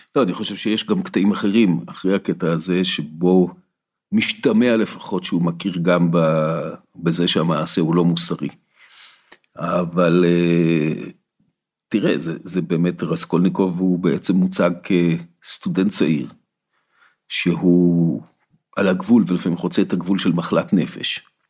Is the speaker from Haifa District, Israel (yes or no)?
no; Ramot HaShavim, Central District, Israel; also born or lived in Kfar Saba; גדלתי ברמות השבים